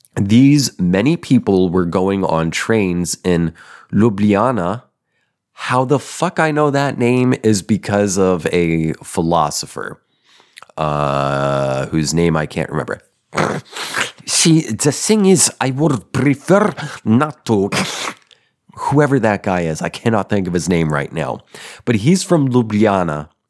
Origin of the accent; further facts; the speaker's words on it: Denver, Colorado, United States; I was born in Denver. Well, you know, suburb.